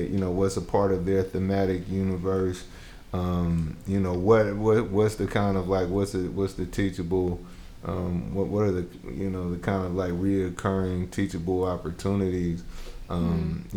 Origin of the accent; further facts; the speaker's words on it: Bay Area, California, United States; also born or lived in Jackson, Mississippi; I'm from the Bay Area